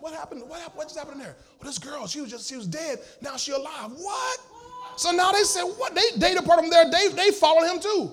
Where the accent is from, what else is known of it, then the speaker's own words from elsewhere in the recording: United States; I'm an American.